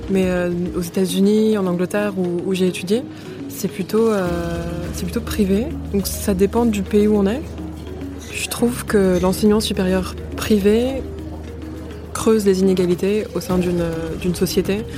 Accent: Colombia; Je viens de Colombie et pour moi, c'est une question centrale au cœur de la politique, au moins publique, en Colombie.

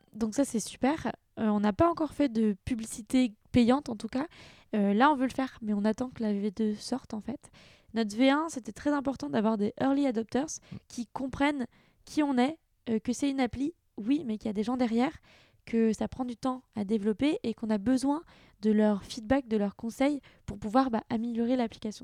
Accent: France; moved away as an adult; also born or lived in London / Vietnam; j'avais déjà travaillé à Londres, euh, j'étais déjà française

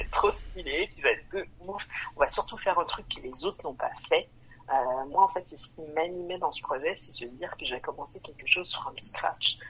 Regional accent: Montreal, Quebec, Canada; moved away as an adult; also born or lived in Vancouver, Canada; now in France; moi j'ai grandi à Montréal

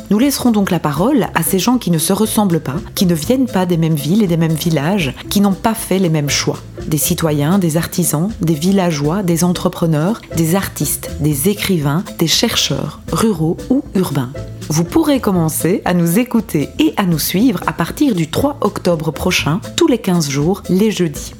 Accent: Belgian Ardennes, Wallonia, Belgium; now in Brussels, Belgium; Je suis une Ardennaise exilée à Bruxelles depuis 18 ans

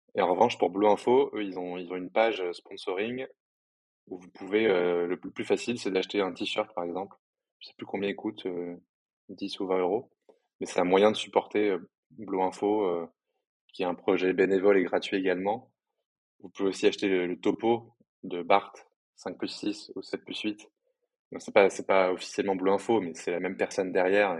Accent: Paris, Île-de-France, France; moi je suis parisien

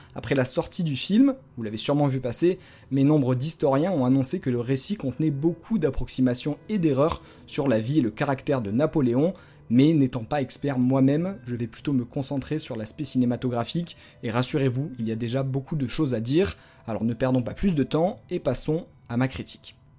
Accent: France

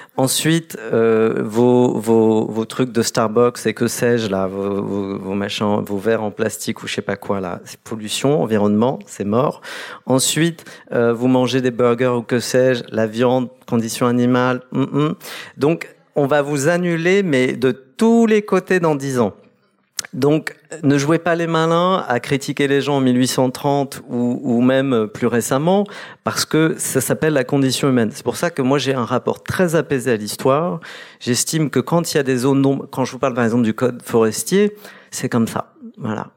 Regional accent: Caen, Normandy, France; moved away as an adult; also born or lived in Kabylie, Algeria / England; je suis né en Algérie, en Kabylie, dans les hameaux que, que Camus a visités 40 ans jour pour jour après sa visite. Et ensuite, dans le cas du regroupement familial, je me retrouve euh, dans, en Normandie

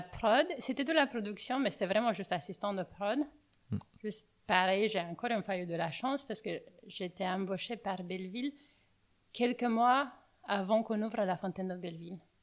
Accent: Bucharest, Romania; accent: Romanian; French is a second language; moved away as an adult; now in Paris, France; je viens de Roumanie, je viens de Bucarest.

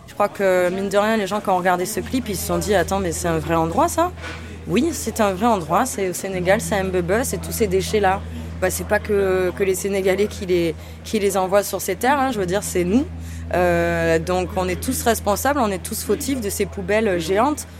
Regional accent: Avignon, Provence-Alpes-Côte d'Azur, France; Je viens d'Avignon

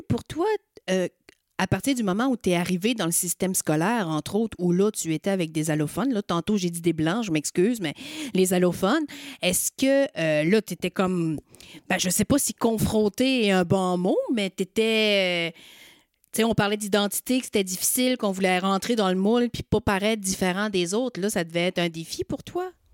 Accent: Magdalen Islands, Quebec, Canada; moved away as an adult; je suis acadienne, je viens des îles de la Madeleine.

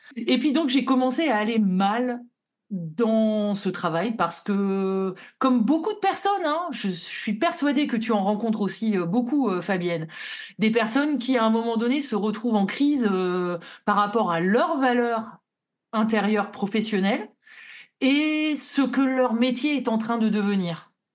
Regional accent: Lille, Hauts-de-France, France; je suis vraiment de la ville de Lille

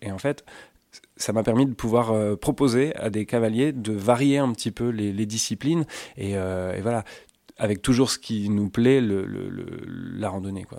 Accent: Suisse Normande, Normandy, France; j'ai grandi en Suisse normande

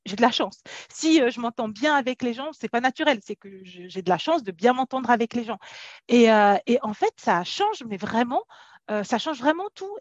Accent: France; also born or lived in Africa; moi je suis née en Afrique, en Afrique on n'était pas déjà riche et quand on est quand on est venu en France, quand j'étais petite

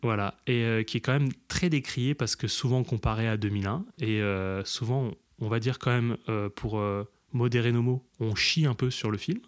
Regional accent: Grand Est, France; now in Paris region, France; je viens aussi du Grand Est, mais j'habite en région parisienne

